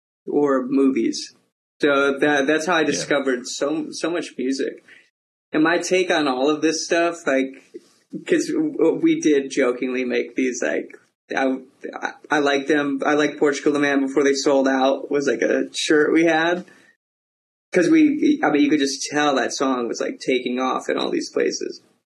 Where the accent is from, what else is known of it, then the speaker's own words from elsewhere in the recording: Alaska, United States; growing up in Alaska, for us, like I grew up in Kinnick